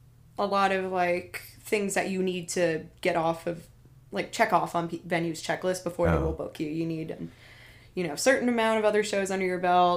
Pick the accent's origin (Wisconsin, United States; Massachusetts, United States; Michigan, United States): Massachusetts, United States; Kent; moved away as an adult; also born or lived in Boston, United States; now in Nashville, United States; And I moved to Nashville. I grew up in Kent, Massachusetts, right outside of Boston. Lived in Back Bay for a bit and moved down here.